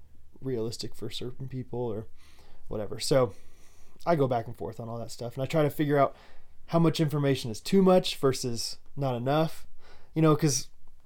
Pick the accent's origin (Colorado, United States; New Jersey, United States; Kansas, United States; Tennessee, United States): Kansas, United States; growing up in Kansas, you have to be a fan of everything Wizard of Oz.